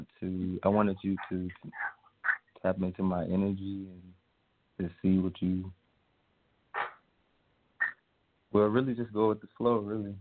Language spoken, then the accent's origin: English; North Carolina, United States; moved away as an adult; now in Los Angeles, United States; Yeah, I'm from the South, though. I'm from North Carolina, but I moved to California in August.